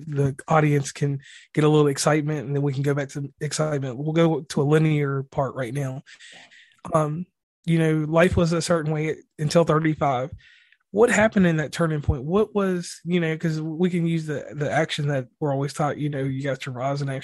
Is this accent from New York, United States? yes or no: no; Virginia, United States; Growing up in Virginia, that's where I'm originally from